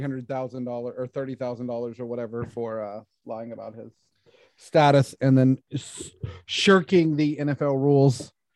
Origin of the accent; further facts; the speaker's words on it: Houston, Texas, United States; I'm from Houston.